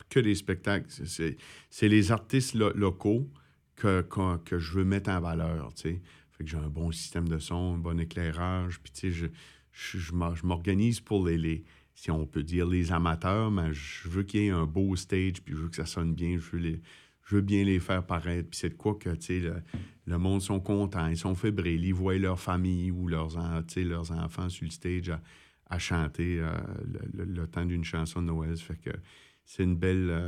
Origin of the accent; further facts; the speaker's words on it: Miguasha, Quebec, Canada; now in Montreal, Canada; mon, pied à terre est chez nous, à Miguacha. C'est là que mon cœur, ma famille, euh, mon fils, ma mère, tu sais